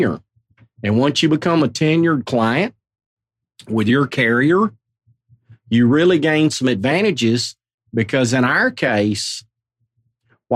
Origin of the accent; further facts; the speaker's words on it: Arkansas, United States; moved away as an adult; also born or lived in Nashville, Tennessee; now in Mount Juliet, United States; born and bred in Arkansas